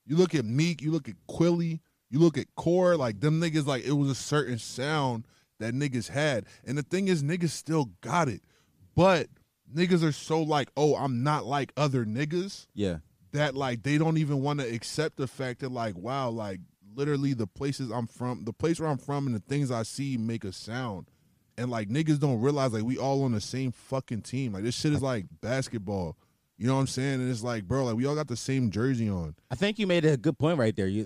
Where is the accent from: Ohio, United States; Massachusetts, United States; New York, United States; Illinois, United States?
New York, United States; Brooklyn; born there; New York for me because like I was born in Brooklyn